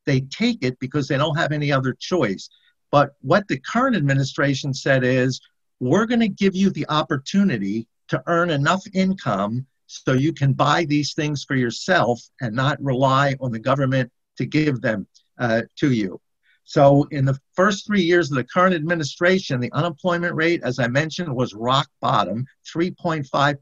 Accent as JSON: {"language": "English", "country": "United States"}